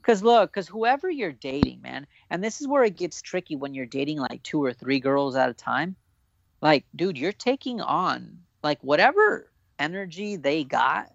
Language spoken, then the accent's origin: English; Orange County, California, United States; I'm an OC kid, dude. I'm so proud to be from Orange County